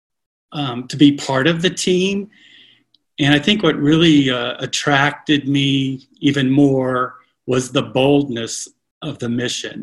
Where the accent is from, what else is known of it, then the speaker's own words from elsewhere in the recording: Connecticut, United States; also born or lived in Oklahoma; exploring out in the woods, the streams and stuff that we lived around in Connecticut when we moved there from Oklahoma